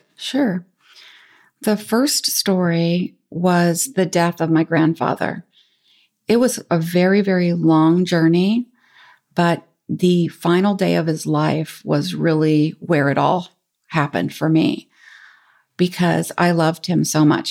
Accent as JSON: {"language": "English", "town": "San Francisco", "region": "California", "country": "United States", "tie": "born or raised there", "said": "I grew up in San Francisco"}